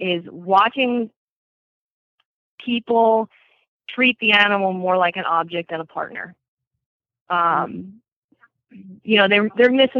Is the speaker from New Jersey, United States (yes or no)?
yes; Bergen County, New Jersey, United States; accent: Jersey; also born or lived in Morris County, New Jersey; I was born in Bergen County and we moved to Morris County when I was about 10